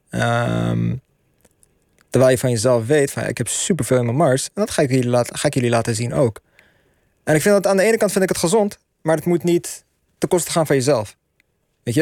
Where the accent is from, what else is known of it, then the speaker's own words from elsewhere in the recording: Netherlands; we zijn Marokkaans-Nederlandse millennials